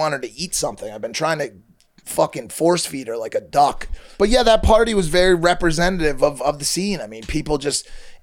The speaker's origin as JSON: {"language": "English", "region": "Connecticut", "country": "United States", "tie": "born or raised there", "moved": "yes", "lives_now": "Los Angeles, United States", "said": "I grew up in Connecticut"}